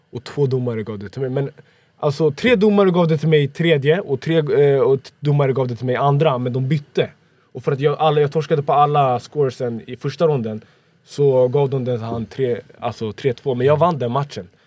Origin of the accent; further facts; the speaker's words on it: Sweden; born there; Jag är född i Sverige.